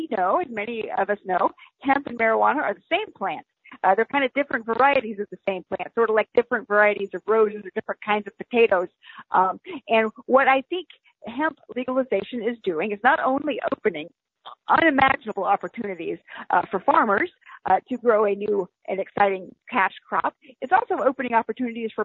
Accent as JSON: {"language": "English", "region": "the South", "country": "United States", "said": "I'm a Southerner"}